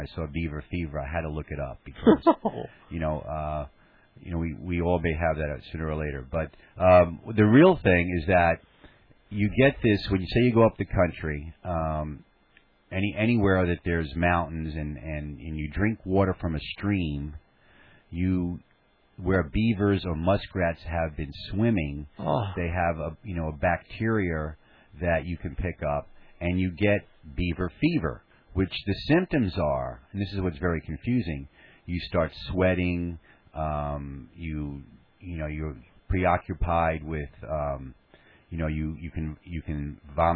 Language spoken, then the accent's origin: English; New York City, New York, United States; I grew up in Staten Island, and my father was an NYPD homicide detective.